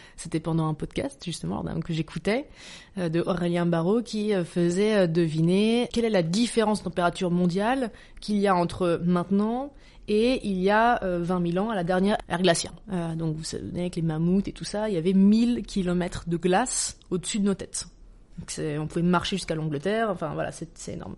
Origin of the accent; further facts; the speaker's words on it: Dijon, Bourgogne-Franche-Comté, France; je, viens de Dijon, je suis de Bourgogne, je suis très attachée à ma Bourgogne natale